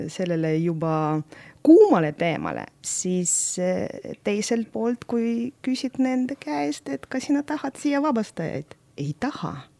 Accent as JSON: {"language": "Estonian", "town": "Narva", "region": "Ida-Viru County", "country": "Estonia", "tie": "born or raised there", "also_born_or_lived": "Nizhny Novgorod, Russia / Tartu, Estonia", "first_language": "Russian", "second_language": "Estonian", "moved": "as an adult", "said": "mina olen pooleteistaastane, kui mind toodi, vanemad tõid äh, Narva ja siis mm -hmm. ma mhm. Narvas kasvasin ja Narvas lõpetasin kooli"}